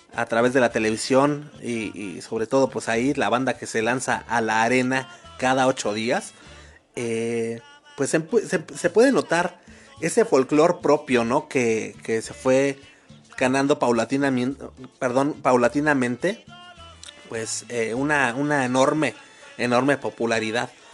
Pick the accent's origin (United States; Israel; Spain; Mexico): Mexico; nosotros como mexicanos